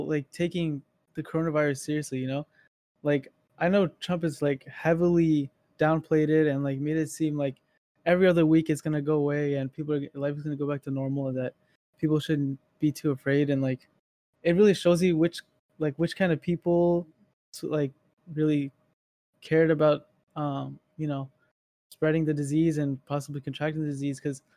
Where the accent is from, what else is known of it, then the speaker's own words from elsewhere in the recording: Northern Virginia, United States; I was born here in Northern Virginia